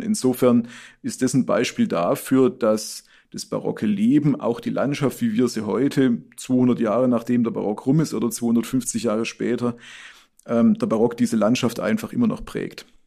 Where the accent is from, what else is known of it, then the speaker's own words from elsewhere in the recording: Baden-Württemberg, Germany; moved away; also born or lived in Biberach; man hört es ja auch meiner Sprache an. Oberschwabe bin ich keiner, ich bin eigentlich aus dem Nordwürttembergischen